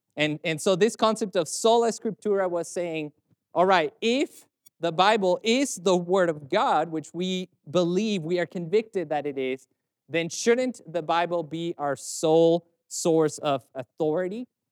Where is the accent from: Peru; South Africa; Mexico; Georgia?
Mexico; I'm from Mexico